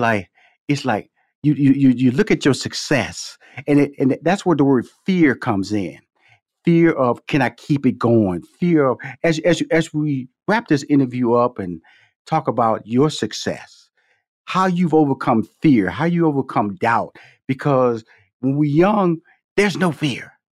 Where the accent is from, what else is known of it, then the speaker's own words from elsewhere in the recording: Houston, Texas, United States; come from Fifth Ward, Texas, six sisters, two brothers, and I remember our parents. You know, we born in, I was born in Houston, Texas, but they from Shreveport, Louisiana